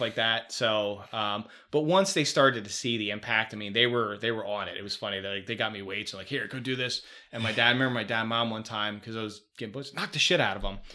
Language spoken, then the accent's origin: English; Chicago, Illinois, United States; also born or lived in Philadelphia, Pennsylvania; I came from Philly to Chicago